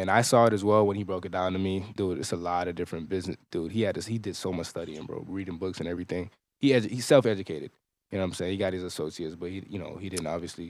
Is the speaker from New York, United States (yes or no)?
yes; New York City, New York, United States; moved away; I'm from Brooklyn